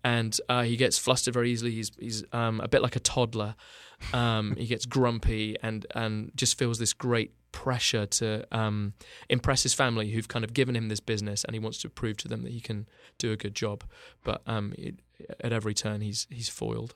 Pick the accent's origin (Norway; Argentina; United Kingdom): United Kingdom; Bath, South West England; born or raised there; moved away as an adult; now in Los Angeles, United States